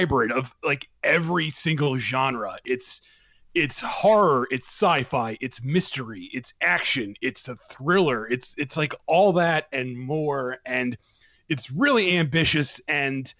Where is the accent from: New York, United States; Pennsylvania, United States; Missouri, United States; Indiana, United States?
Pennsylvania, United States; Philadelphia; I grew up in Philadelphia